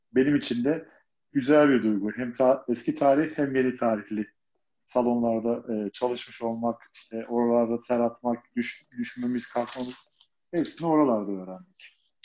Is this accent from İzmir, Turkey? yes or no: no; Istanbul, Turkey; Fatih'te, Çarşamba diye geçiyor zaten orası